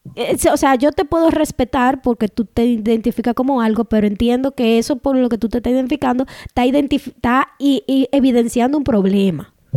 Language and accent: Spanish; Dominican Republic; first language Spanish; now in Canada; En el grupo de dominicanos yo soy mayoría porque soy una mujer dominicana. Aquí en Canadá yo soy minoría porque soy inmigrante.